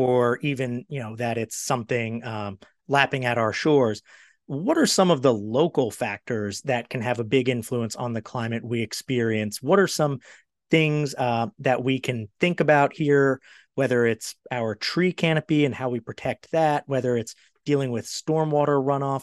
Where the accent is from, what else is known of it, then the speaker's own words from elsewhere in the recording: Maryland, United States; now in Charlotte, United States; I'm from Maryland